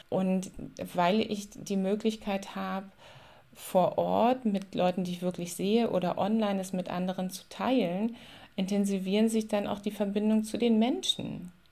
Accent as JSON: {"language": "German", "town": "Spremberg", "region": "Brandenburg", "country": "Germany", "tie": "born or raised there", "said": "Ich bin in der Niederlausitz aufgewachsen, in einer ähm, Tagebaugegend, da um Spremberg rum. Und das, äh, da ist heute mittlerweile eine riesengroße Seenlandschaft entstanden."}